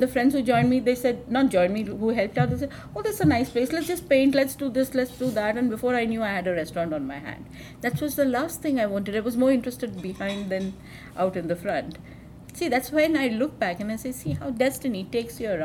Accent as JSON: {"language": "English", "country": "India", "said": "being an Indian, you know, we have a philosophy"}